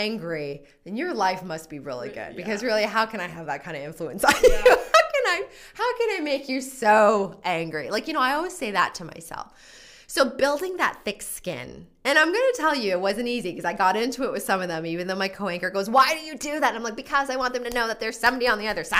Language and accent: English; Edmonton, Alberta, Canada; moved away as an adult; now in Calgary, Canada; I'm originally from Edmonton